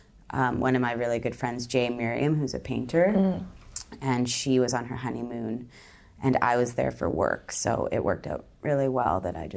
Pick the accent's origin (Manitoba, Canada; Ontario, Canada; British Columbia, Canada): British Columbia, Canada; Victoria; now in Toronto, Canada; I am from Victoria, British Columbia, and I'm currently living in Toronto.